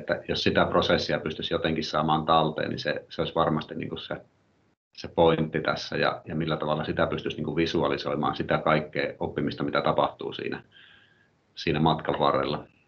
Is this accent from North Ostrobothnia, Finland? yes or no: yes; Oulu, North Ostrobothnia, Finland; mä oon oululainen luokanopettaja